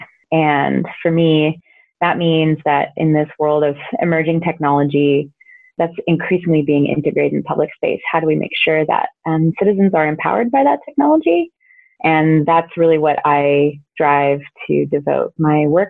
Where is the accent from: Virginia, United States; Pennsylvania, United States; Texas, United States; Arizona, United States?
Texas, United States; San Antonio; I now work in my hometown, which is San Antonio, Texas